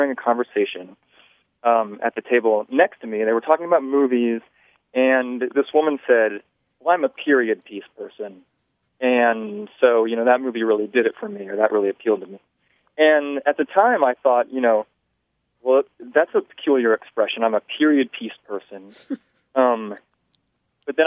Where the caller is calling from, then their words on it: Spillcorn, North Carolina, United States; I'm calling from Spillcorn, North Carolina